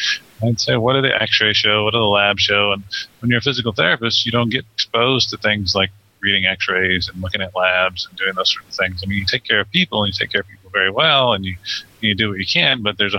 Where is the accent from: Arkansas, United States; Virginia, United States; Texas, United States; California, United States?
Texas, United States; Sweeney; also born or lived in Dallas / Galveston; I'm 42. I grew up in Sweeney, which is where Aaron grew up, which is a very small town in Texas. We both graduated from Sweeney High School.